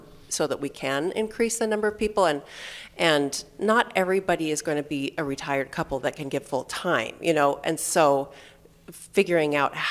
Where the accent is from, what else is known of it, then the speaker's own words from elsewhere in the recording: Rexburg, Idaho, United States; moved away; I'm from Rexburg originally